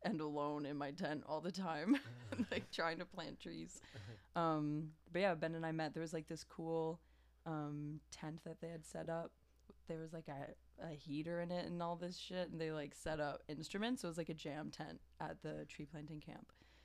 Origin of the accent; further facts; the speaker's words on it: New Brunswick, Canada; moved away as an adult; now in Montreal, Canada; I'm from New Brunswick